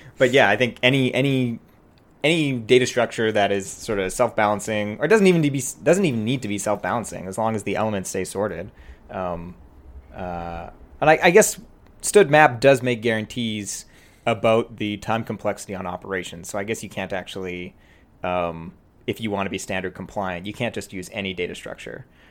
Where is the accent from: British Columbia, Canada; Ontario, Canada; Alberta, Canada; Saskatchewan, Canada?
British Columbia, Canada; Prince George; moved away as an adult; also born or lived in Vancouver / Bay Area; now in Toronto, Canada; it's a small city called Prince George